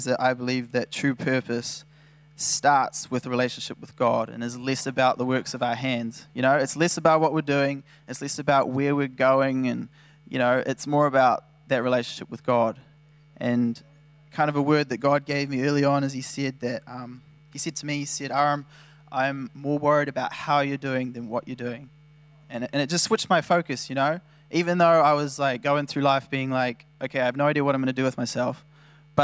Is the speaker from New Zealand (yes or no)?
yes; New Zealand; I'd like to think I'm from New Zealand